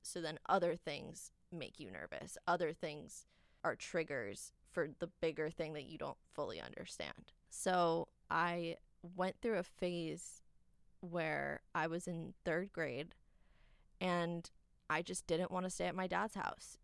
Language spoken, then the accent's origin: English; New York, United States; now in Los Angeles, United States; I am from New York. And then I moved to California